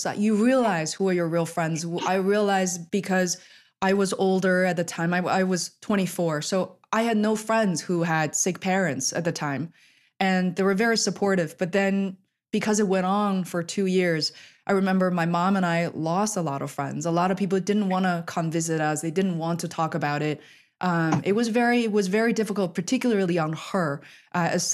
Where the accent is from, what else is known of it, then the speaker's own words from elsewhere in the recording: China; moved away; I'm originally from China